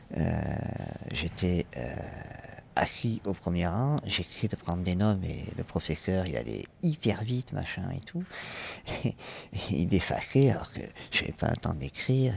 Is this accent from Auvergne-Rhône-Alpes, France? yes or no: no; Toulouse, Occitania, France; moved away as an adult; now in Paris, France; je viens de Toulouse. Et je suis arrivé à Paris